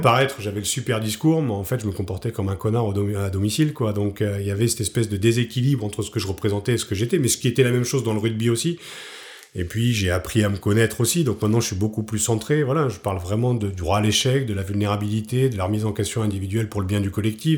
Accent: Picardy, Hauts-de-France, France; moved away as an adult; also born or lived in Paris; je suis un peu cliché du Picard qui débarque à Paris

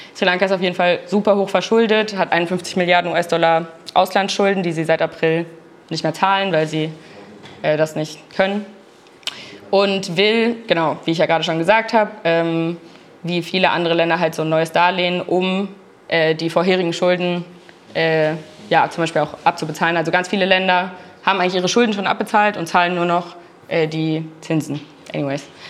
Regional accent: Berlin, Germany; ich komme aus Berlin

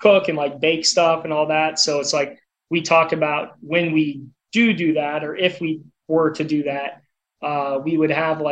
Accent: Altamonte Springs, Florida, United States; moved away; we're from Orlando, small world, but yeah, grew up in Altamont Springs

